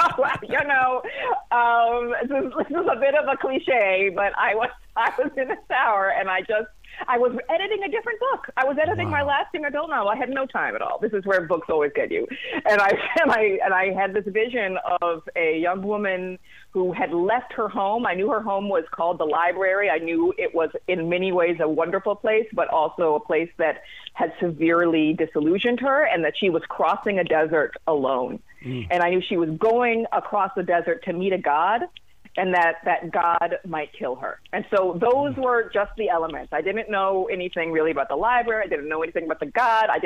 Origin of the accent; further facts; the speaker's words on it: Washington, District of Columbia, United States; I grew up in Washington, D.C.